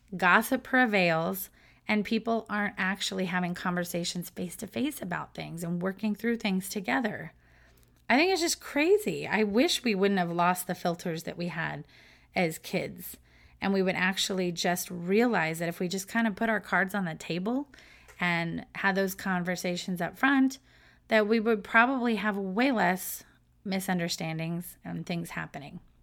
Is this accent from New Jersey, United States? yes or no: no; Southern California, United States; moved away as an adult; now in Florida, United States; I was brought up in Southern California